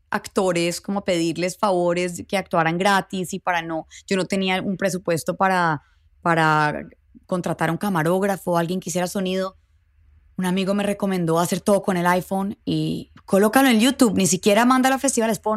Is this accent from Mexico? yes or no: yes; Mexico; me lo estás diciendo porque soy mexicana y tengo acento, pero no, no soy indígena, no soy Native American